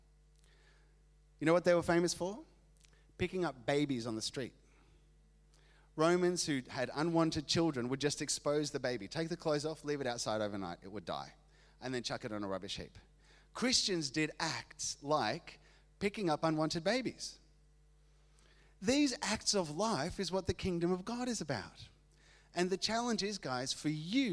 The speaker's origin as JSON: {"language": "English", "country": "Argentina", "tie": "born or raised there", "moved": "yes", "said": "I grew up in Argentina"}